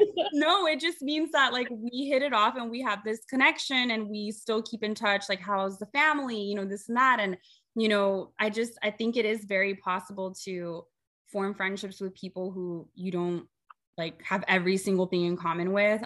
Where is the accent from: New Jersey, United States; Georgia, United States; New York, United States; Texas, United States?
Texas, United States; Rio Grande Valley; we are from the Rio Grande Valley. We are border town girls. We grew up right.